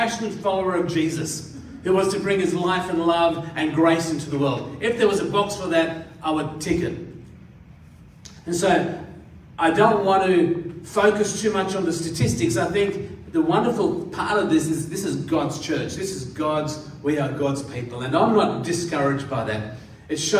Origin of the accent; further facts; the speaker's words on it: Katoomba, New South Wales, Australia; also born or lived in India; I grew up in the Blue Mountains, and I spent 6 years at high school in Katoomba.